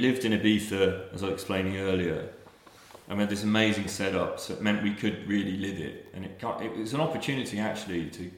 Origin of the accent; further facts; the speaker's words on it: Reading, South East England, United Kingdom; now in London, United Kingdom; I was the longest baby on record in Reading Hospital